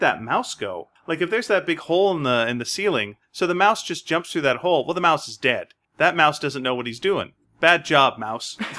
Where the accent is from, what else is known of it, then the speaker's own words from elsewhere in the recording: Montreal, Quebec, Canada; I grew up in Montreal